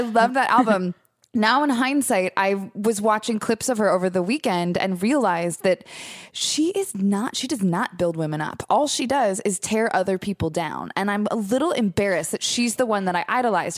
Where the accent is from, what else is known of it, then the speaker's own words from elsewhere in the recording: Long Beach, California, United States; I'm from Long Beach